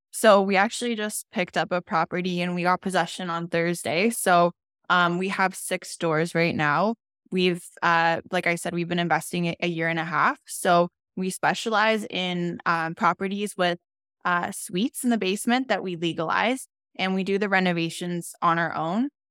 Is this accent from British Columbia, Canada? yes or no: no; Calgary, Alberta, Canada; also born or lived in Europe; I've been here my entire life.